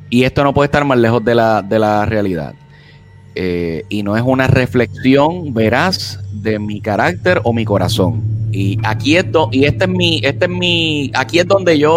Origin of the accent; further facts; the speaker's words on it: United States; yo reconozco que a nosotros como norteamericanos, eh, incluyéndome a mí mismo, no hemos hecho lo suficiente para luchar por esa igualdad